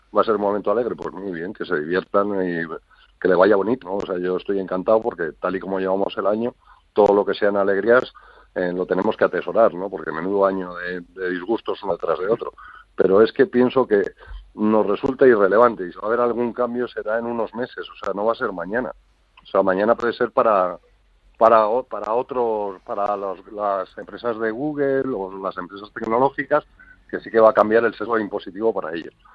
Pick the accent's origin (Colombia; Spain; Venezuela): Spain; a nosotros en España